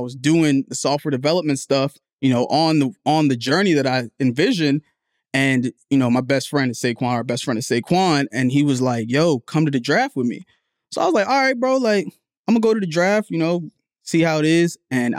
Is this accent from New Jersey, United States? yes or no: yes; New Jersey, United States; Like, I grew up, where I was born in Jersey, and my family's third world. Like, we're from Liberia, we're from Africa.